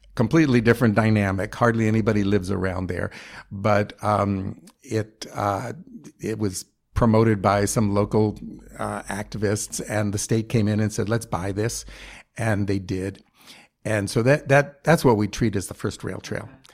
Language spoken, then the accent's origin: English; New York City, New York, United States; I grew up in New York City